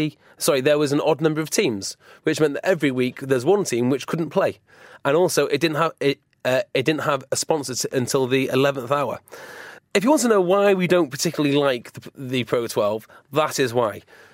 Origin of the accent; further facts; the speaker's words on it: Wales, United Kingdom; I'm Welsh